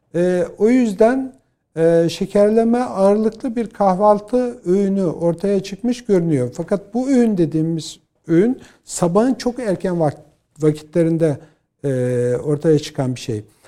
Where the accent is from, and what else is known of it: Bolu Province, Turkey; born or raised there